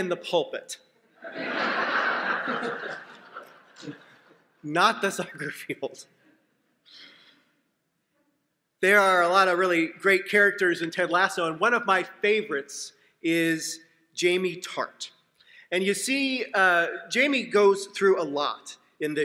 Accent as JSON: {"language": "English", "town": "Seattle", "region": "Washington", "country": "United States", "tie": "born or raised there", "said": "I was on the soccer team in my hometown of Seattle"}